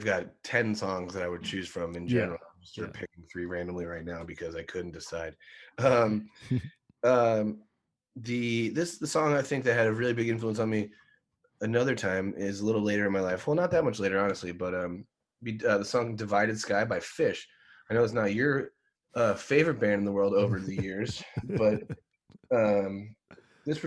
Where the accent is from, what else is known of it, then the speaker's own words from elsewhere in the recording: outside of Philadelphia, Pennsylvania, United States; I grew up outside of Philadelphia